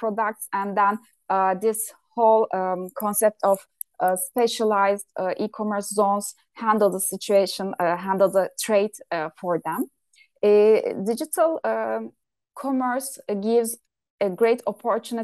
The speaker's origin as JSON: {"language": "English", "country": "Turkey", "said": "my home country, Turkey"}